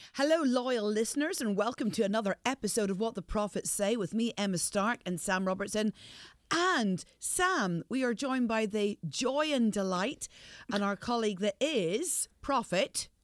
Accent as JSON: {"language": "English", "region": "Northern Ireland", "country": "United Kingdom", "said": "I'm from the north."}